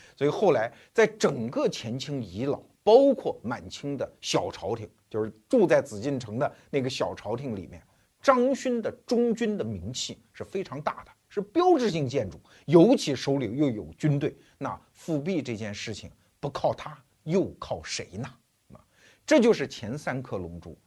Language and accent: Chinese; China; 我们中国人